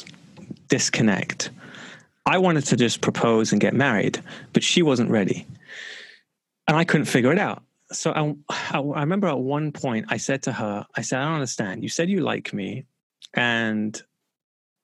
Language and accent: English; London, United Kingdom; I grew up in London